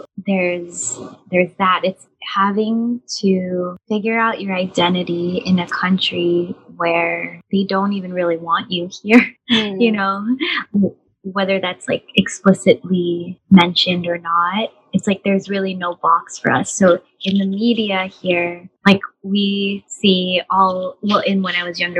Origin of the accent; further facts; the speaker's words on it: United States; I'm living in America, but because I'm a settler here. My parents immigrated here